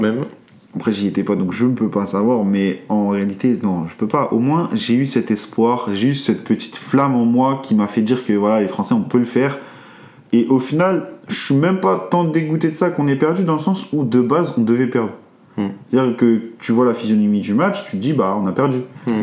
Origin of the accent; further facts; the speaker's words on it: France; nous en tant que français